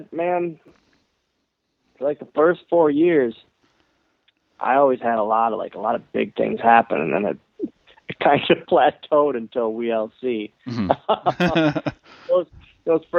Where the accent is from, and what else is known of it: Green Bay, Wisconsin, United States; born or raised there